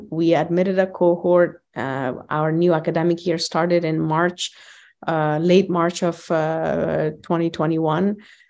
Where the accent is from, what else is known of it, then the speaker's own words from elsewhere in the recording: Kabul, Afghanistan; I was born and raised in Kabul, Afghanistan.